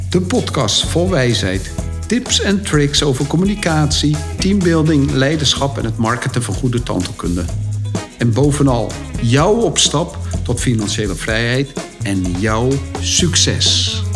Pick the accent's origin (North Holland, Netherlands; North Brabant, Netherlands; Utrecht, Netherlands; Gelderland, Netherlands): North Holland, Netherlands; Amsterdam; wij als Amsterdammers denken natuurlijk dat het allemaal in Amsterdam gebeurt.